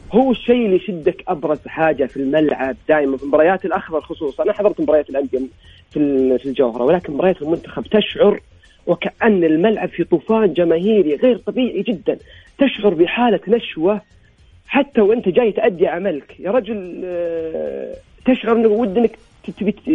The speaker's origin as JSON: {"language": "Arabic", "country": "Saudi Arabia", "said": "عندنا في الرياض"}